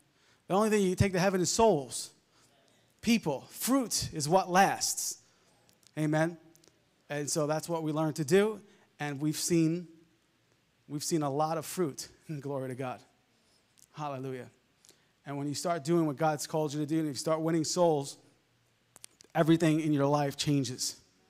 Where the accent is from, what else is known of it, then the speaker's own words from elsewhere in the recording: Long Island, New York, United States; I grew up in Long Island, and we would go fishing a lot